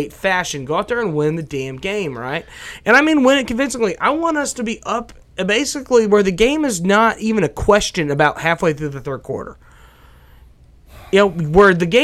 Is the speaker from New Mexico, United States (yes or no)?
yes; Carlsbad, New Mexico, United States; born or raised there